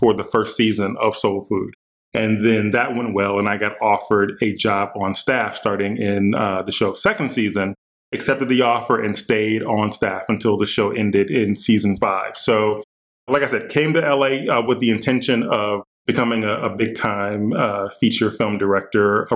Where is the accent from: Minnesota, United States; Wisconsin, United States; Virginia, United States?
Wisconsin, United States; Milwaukee; also born or lived in Atlanta; now in Los Angeles, United States; I'm from Milwaukee, Wisconsin, originally, and I've been in LA for just under 20 years now.